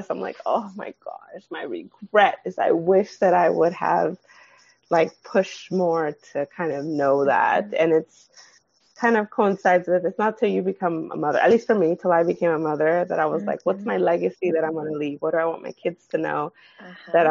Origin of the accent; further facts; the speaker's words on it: Nigeria; they know that I'm Nigerian